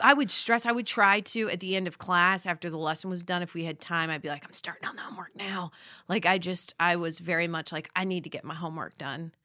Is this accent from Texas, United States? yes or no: no; Las Vegas, Nevada, United States; born or raised there; moved away as an adult; also born or lived in Boulder, Colorado; now in Los Angeles, United States